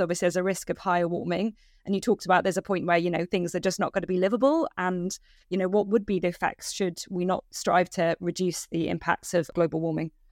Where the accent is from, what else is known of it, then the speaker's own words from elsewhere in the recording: United Kingdom; as a British citizen